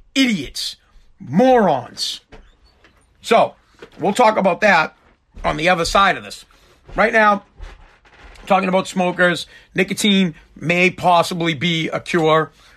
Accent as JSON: {"language": "English", "town": "Boston", "region": "Massachusetts", "country": "United States", "also_born_or_lived": "Revere, Massachusetts", "said": "I'm from Boston, right outside of Boston. I live in Revere"}